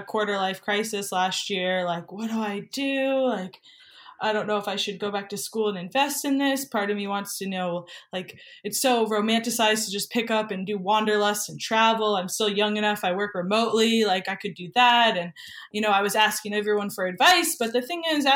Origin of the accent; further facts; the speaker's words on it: New Hampshire, United States; moved away as an adult; now in Santa Monica, United States; I'm actually from New Hampshire